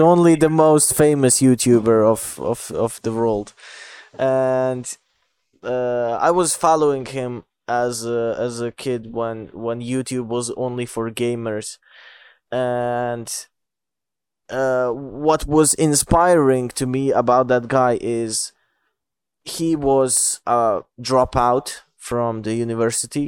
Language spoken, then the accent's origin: English; Bosnia & Herzegovina; English is a second language; I'm from Bosnia.